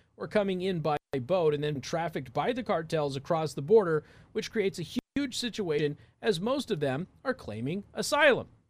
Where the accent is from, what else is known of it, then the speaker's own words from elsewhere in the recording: Southwest, United States; I'm from the Southwest